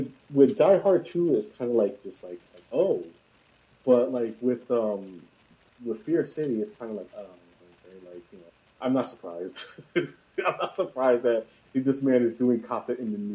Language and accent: English; New York City, New York, United States; I grew up all my life in New York City